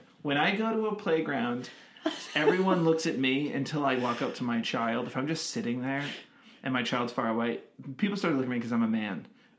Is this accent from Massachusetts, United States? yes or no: yes; Massachusetts, United States; now in Los Angeles, United States; And I live here in LA, but we're from Massachusetts.